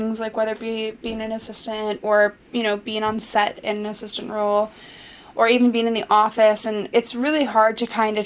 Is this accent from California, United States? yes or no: yes; Los Angeles, California, United States; I grew up in Los Angeles